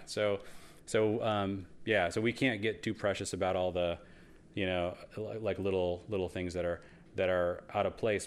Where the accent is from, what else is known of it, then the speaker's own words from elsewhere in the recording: Seattle, Washington, United States; I grew up in Seattle